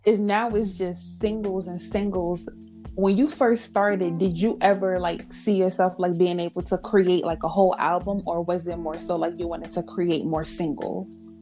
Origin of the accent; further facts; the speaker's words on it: New York, United States; moved away; my hometown in New York